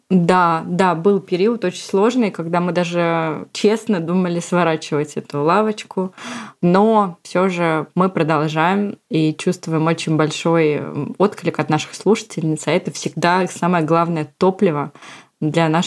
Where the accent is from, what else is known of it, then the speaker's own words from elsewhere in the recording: Moscow, Russia; я из Москвы и мама озорного и любознательного мальчика Степы